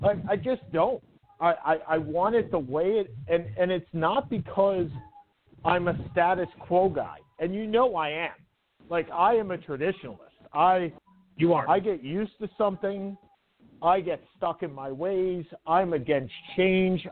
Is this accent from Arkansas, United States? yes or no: no; Long Island, New York, United States; growing up on Long Island